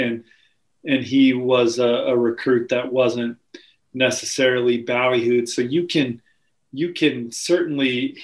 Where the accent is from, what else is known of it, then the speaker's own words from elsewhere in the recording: South Bend, Indiana, United States; coming out of South Bend, my hometown, where I'm from.